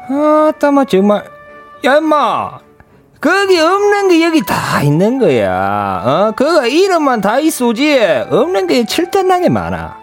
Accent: Ulsan, South Korea

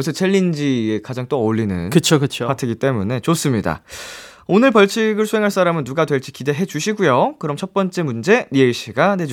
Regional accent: South Korea; 저는 대한민국 사람

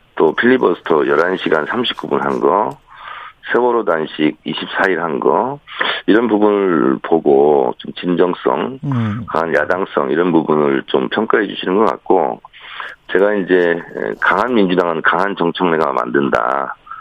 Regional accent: South Chungcheong, South Korea; moved away; 저는 충남형입니다. 충남 충남 출신이다

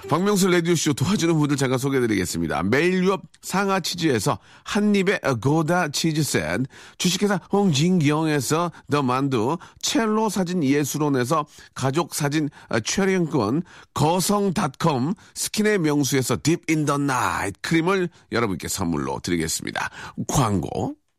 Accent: Seoul, South Korea; 저 서울 출신입니다.

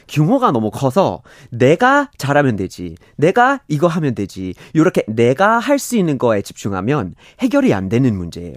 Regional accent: Vermont, United States; Korean is a second language; now in South Korea; 미국에서 처음으로 재생에너지로만 돌아가고 있는 도시가 우리 고향에 있거든요. 버몬트에 있고

